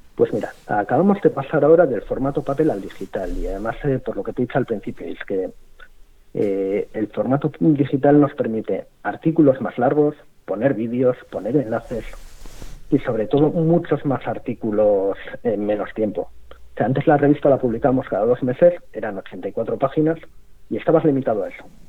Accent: Spain; siendo españoles

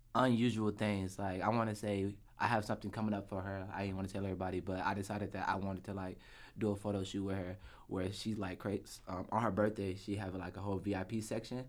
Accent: Atlanta, Georgia, United States; I'm from Atlanta, Georgia. Born and raised.

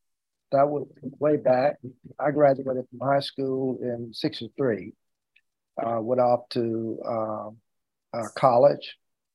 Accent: Lewisburg, North Carolina, United States; In Lewisburg, North Carolina. That's about 35 miles outside of Raleigh, going south of Raleigh. I always tell people it really was not really in the city of Lewisburg, because we lived out about 10 miles out of the city in a little village that was called Moulton.

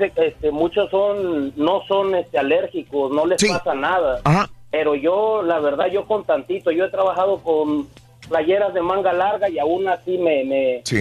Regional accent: Acapulco, Guerrero, Mexico; accent: costeño; moved away; Sí, soy, soy este, soy de allá de, de Acapulco, soy paisano de Carita.

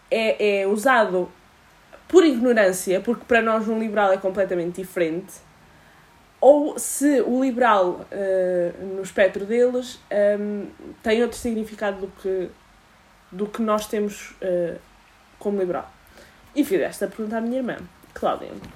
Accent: Portugal; enquanto portuguesa

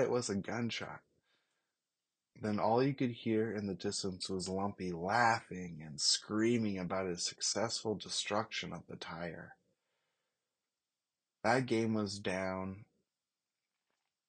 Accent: Molalla, Oregon, United States; a sports fucking legend from Malala, Oregon.

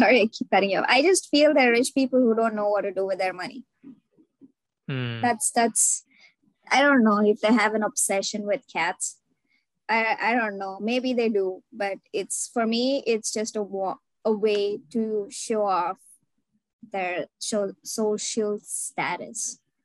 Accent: India; now in United States; I'm Indian

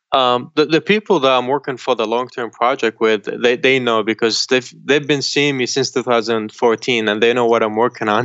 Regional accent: Syria; now in United States; where I grew up, in Syria, I grew up outside Damascus

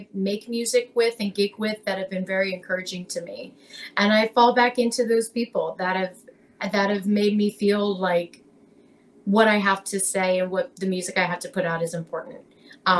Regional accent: Lancaster, Pennsylvania, United States; moved away as an adult; now in Philadelphia, United States; I grew up in Lancaster

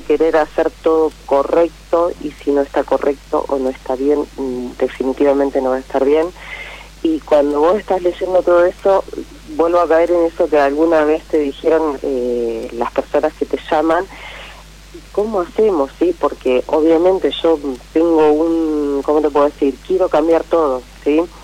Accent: Pergamino, Buenos Aires Province, Argentina; volvemos al lugar a donde yo nací, que es Pergamino, no miento, a donde me crié, que es Pergamino

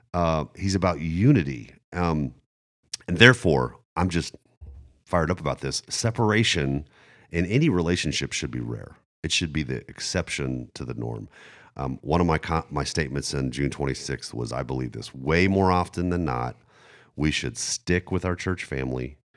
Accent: Germany; moved away; I grew up in Germany

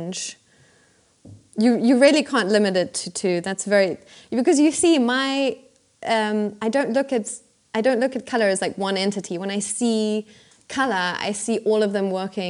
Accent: Pretoria, Gauteng, South Africa; moved away as an adult; now in Berlin, Germany; I grew up in Pretoria

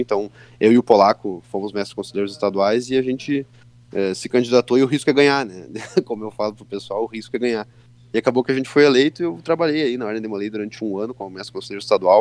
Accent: Santa Maria, Rio Grande do Sul, Brazil; Eu nasci em Santa Maria, nasci lá em Santa Maria, me criei lá

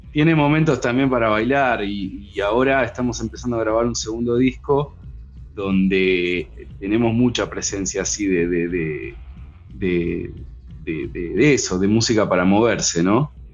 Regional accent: Ituzaingó, Buenos Aires Province, Argentina; yo me crié en Ituzaingó

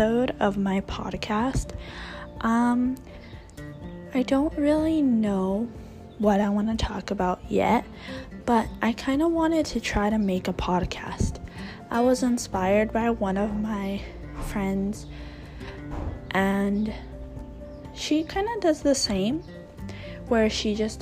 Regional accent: California, United States; I grew up in California my entire life

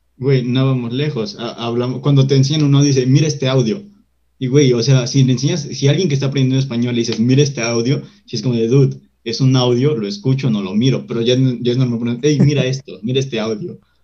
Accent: Mexico; como, como mexicano

